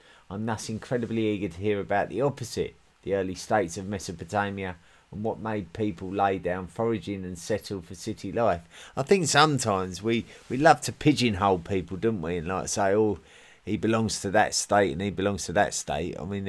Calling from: Switzerland; I'm listening in from Switzerland.

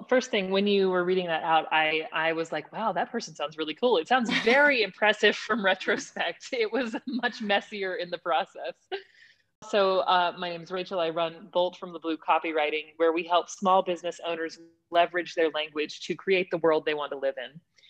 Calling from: Texas, United States; I'm joining you from East Texas. It is a thriving metropolis of a city that just now got a flashing red light. So it's a tiny, tiny little city about 2 hours east of Dallas.

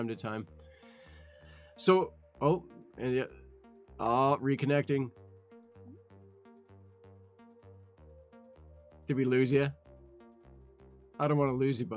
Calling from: Ontario, Canada; I'm calling you from Ontario, Canada.

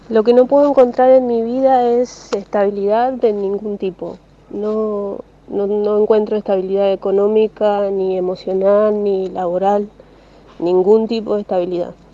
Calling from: Florencio Varela, Buenos Aires Province, Argentina; de Florencio Varela

